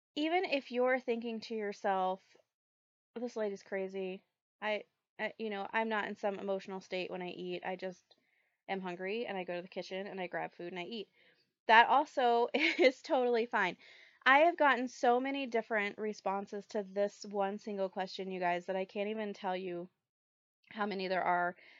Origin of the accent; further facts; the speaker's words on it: the South, United States; I grew up in the South